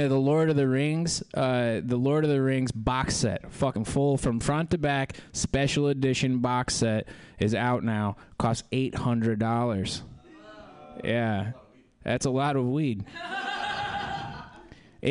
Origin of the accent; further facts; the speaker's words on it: South Central Kansas, United States; moved away; also born or lived in Jacksonville, North Carolina; I'm from South Central, Kansas